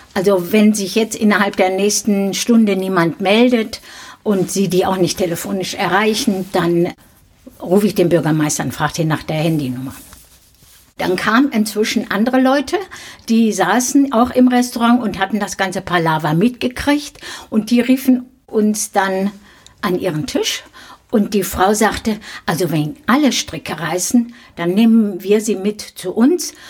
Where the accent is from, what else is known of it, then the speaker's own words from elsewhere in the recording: Dinslaken, North Rhine-Westphalia, Germany; in Dienstlaken, da wo ich geboren bin